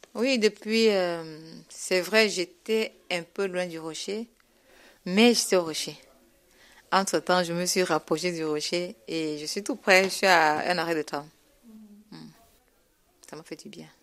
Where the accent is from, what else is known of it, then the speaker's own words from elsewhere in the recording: Cameroon; now in Grenoble, France; je viens du Cameroun et je ne suis pas encore régularisée